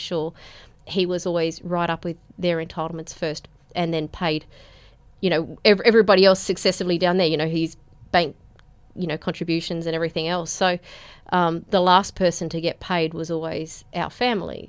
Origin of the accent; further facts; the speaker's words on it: Penrith, New South Wales, Australia; also born or lived in Breakfast Point; I was born in the P N Hospital, um, which is, I guess, about as local as you can get